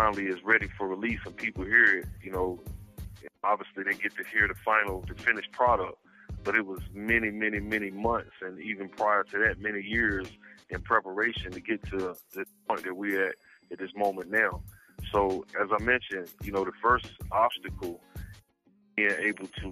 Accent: Raleigh, North Carolina, United States; I'm from Raleigh

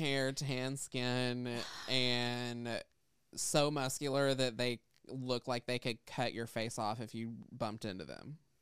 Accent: the South, United States; I grew up in the South.

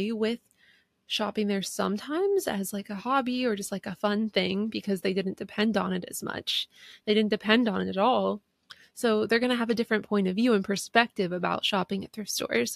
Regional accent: East Coast, United States; I'm from the East Coast

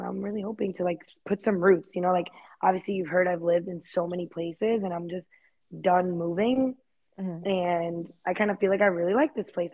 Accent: Fort Myers, Florida, United States; moved away as an adult; also born or lived in New York; now in Dallas, United States; my hometown, like in Fort Myers

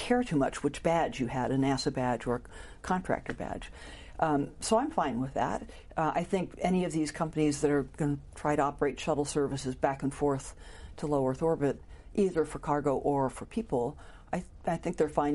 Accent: Paterson, New Jersey, United States; moved away; also born or lived in Norway / Santa Cruz, California / Houston, Texas / Washington, D.C.; I was born in Paterson, New Jersey, the northeast corner of New Jersey

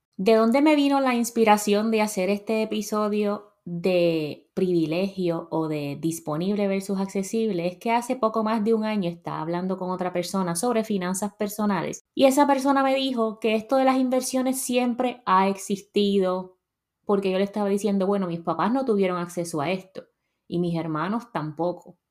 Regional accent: Puerto Rico; moved away as an adult; now in United States; yo salí de Puerto Rico a los 26 años

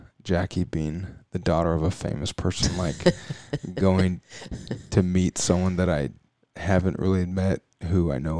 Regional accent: Indianapolis, Indiana, United States; I grew up in Indy in the Peyton Manning era

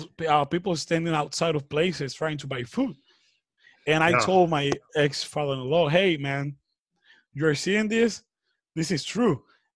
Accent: New York, United States; born there; also born or lived in Dominican Republic; I was born in New York, so my passport is blue. So I was illegal in the Dominican Republic.

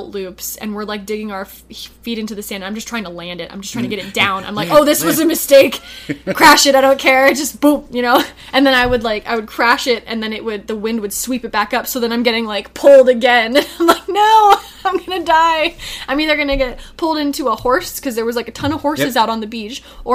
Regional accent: Sonoma, California, United States; I grew up in Sonoma, California

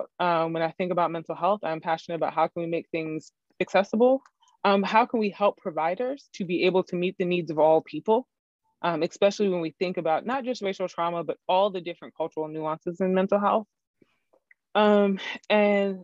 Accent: Maryland, United States; now in Texas, United States; I am an East Coaster, which is a big part of my identity. I'm from Maryland

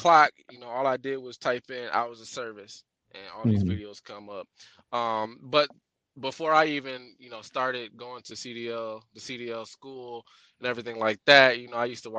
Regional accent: Michigan, United States; now in Phoenix, United States; I'm from Michigan, but I live in Phoenix, Arizona

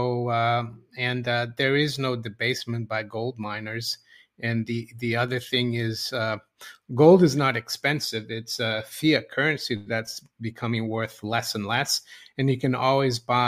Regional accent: Brazil; moved away; when I grew up in Brazil

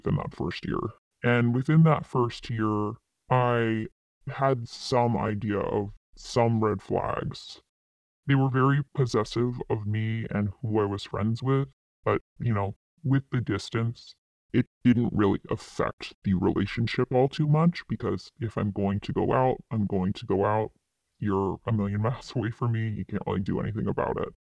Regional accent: East Coast, United States; also born or lived in Midwest; I grew up on the East Coast

